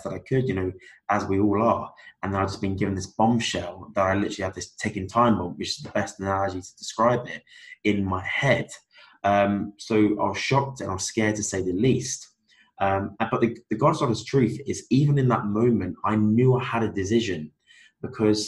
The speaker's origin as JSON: {"language": "English", "area": "Cornwall", "region": "South West England", "country": "United Kingdom", "moved": "as an adult", "lives_now": "Belfast, United Kingdom", "said": "I'm from Cornwall in England"}